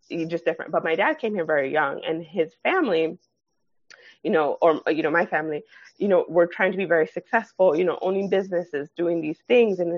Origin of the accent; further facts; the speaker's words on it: Nigeria; they know that I'm Nigerian